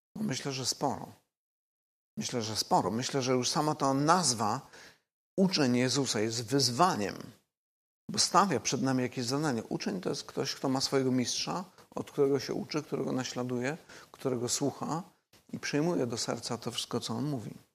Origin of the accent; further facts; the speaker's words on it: Silesian Voivodeship, Poland; ja osobiście pochodzę ze Śląska